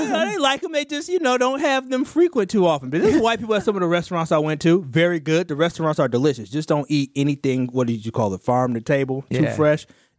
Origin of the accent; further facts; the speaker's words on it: Milwaukee, Wisconsin, United States; I'm from Milwaukee.